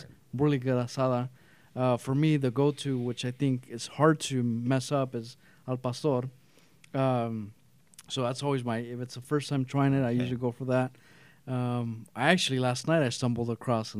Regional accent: Los Angeles, California, United States; now in Whittier, United States; I grew up in East L.A.

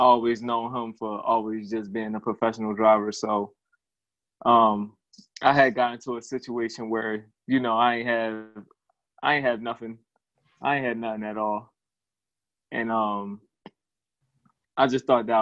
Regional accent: Philadelphia, Pennsylvania, United States; I was born on the West Side of Philly. Grew up over there. Then moved to the county later on

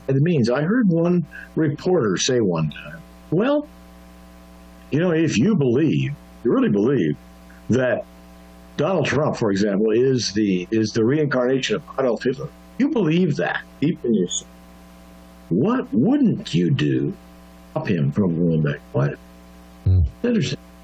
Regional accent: United States; I grew up in the United States a long time ago

